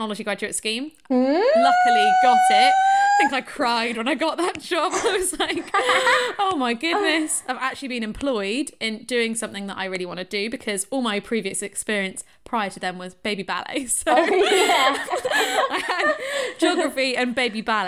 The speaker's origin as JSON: {"language": "English", "town": "Shrewsbury", "region": "West Midlands", "country": "United Kingdom", "said": "I'm from Shrewsbury"}